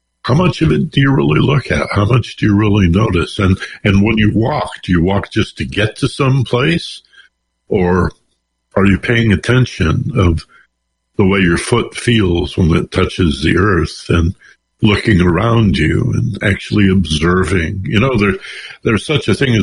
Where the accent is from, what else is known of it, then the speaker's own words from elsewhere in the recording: Detroit, Michigan, United States; now in Los Angeles, United States; I'm from Detroit